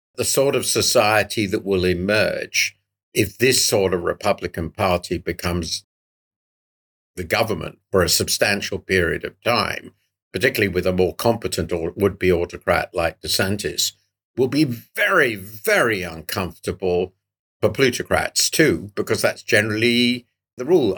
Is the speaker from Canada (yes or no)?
no; United Kingdom; as a Brit